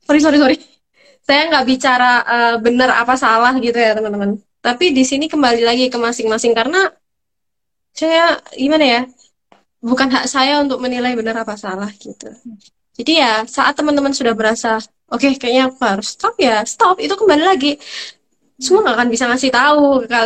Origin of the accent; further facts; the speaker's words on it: Sumatra, Indonesia; born there; itu karena saya kelahiran Sumatera ya guys ya sorry